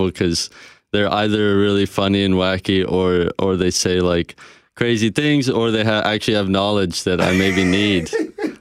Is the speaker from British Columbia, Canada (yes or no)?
yes; British Columbia, Canada; also born or lived in South Africa; now in Edmonton, Canada; So I lived there for 7 years, and then I came over to BC, and now I'm stuck over in Edmonton.